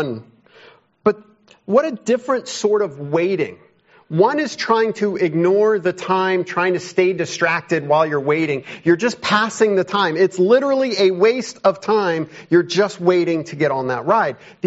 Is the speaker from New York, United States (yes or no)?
no; Chicago, Illinois, United States; moved away as an adult; I grew up around Chicago.